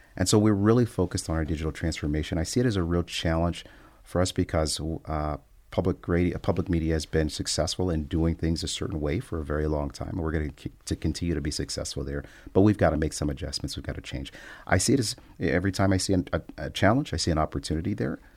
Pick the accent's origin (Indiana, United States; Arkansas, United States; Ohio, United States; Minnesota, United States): Ohio, United States; Cincinnati; moved away as an adult; also born or lived in Oklahoma; now in Michigan, United States; my hometown of Cincinnati, Ohio